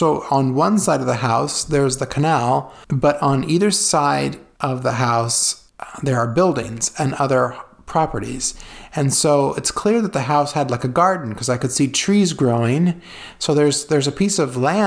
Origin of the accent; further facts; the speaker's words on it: California, United States; moved away; the canals I grew up with in California